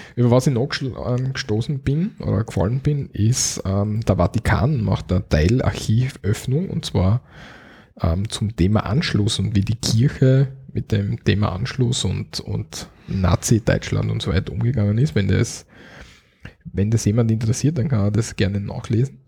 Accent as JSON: {"language": "German", "country": "Austria", "said": "Wir in Österreich im Osten, Südosten, sagen wir Viertelelf."}